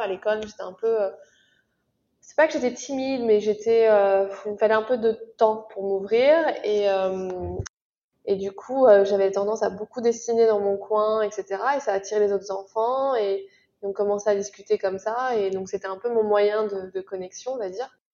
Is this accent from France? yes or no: yes; France; moved away as an adult; now in New York, United States; je vis à New York mais je suis française, j'ai déménagé il y a 7 ans.